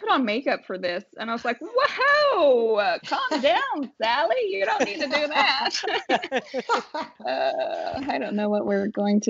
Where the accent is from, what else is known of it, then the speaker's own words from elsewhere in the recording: Appalachia, United States; not just Appalachia, but I do believe that in smaller rural communities, what is easily overlooked in cities becomes unignorable in small towns.